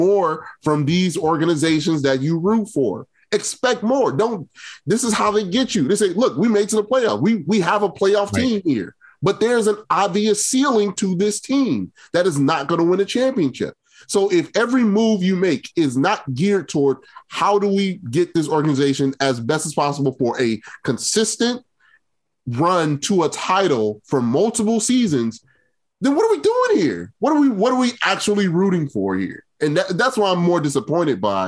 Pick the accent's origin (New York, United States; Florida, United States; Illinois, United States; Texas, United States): Illinois, United States; Chicago; we're all from the Chicagoland area, from Chicago, rooted for those teams growing up